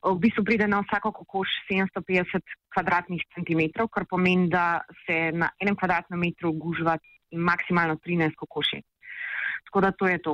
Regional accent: Slovenia; Slovenci smo

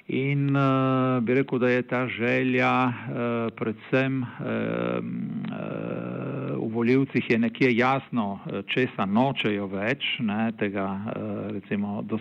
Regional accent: Friuli-Venezia Giulia, Italy; Slovenci smo se v glavnem eh, v zadnjih letih, kljub razlikam, ne, ker tudi bi rekel, znotraj slovenske manjšine

